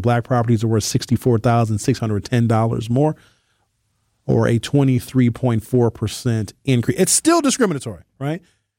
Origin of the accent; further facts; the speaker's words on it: Brown Deer, Wisconsin, United States; moved away as an adult; now in Minneapolis, United States; One of my friends, childhood friends I grew up with in Brown Deer, we moved to Minneapolis when we was like 19 and had an apartment there.